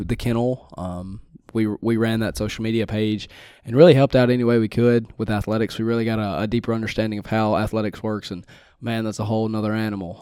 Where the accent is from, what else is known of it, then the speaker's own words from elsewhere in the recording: Winsboro, Louisiana, United States; I'm from the big city of Winsboro, Louisiana